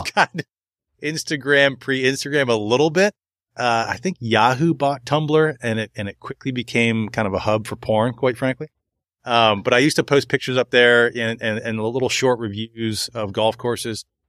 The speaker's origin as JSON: {"language": "English", "area": "Montgomery County", "region": "Maryland", "country": "United States", "tie": "born or raised there", "said": "I grew up in Montgomery County, Maryland"}